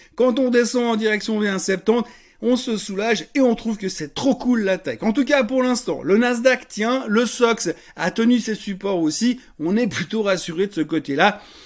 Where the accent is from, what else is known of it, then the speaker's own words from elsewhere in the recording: Switzerland; en tant que bon Suisse